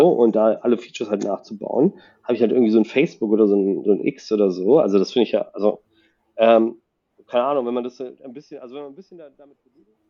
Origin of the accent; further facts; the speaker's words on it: La Paz, Bolivia; now in Cologne, Germany; Ich komme aus La Paz, Bolivien